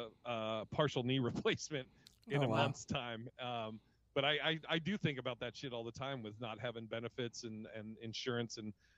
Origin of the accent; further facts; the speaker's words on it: Portland, Oregon, United States; also born or lived in Seattle; now in Las Vegas, United States; I grew up in Portland, Oregon, and kind of the Northwest. I lived in, before comedy, I lived in Seattle